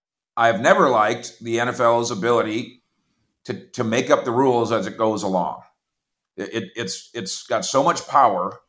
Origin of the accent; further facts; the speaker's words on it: Minnesota, United States; I grew up in Minnesota